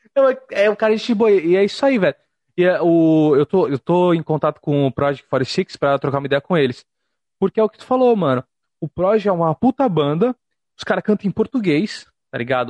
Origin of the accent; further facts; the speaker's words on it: Santos, São Paulo, Brazil; na minha cidade, sou de Santos